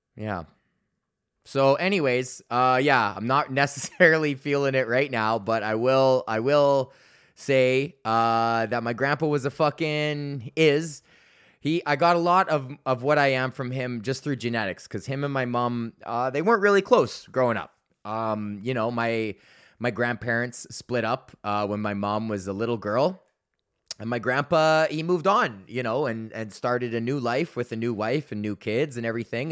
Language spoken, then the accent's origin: English; Canada; I like being Canadian